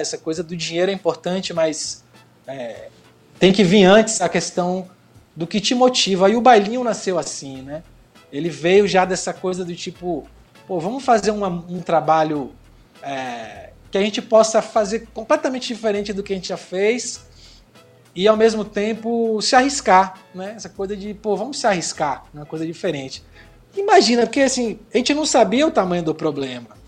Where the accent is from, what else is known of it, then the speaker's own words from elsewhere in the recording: Bahia, Brazil; also born or lived in São Paulo; eu nasci em São Paulo e cresci na Bahia desde os 12 anos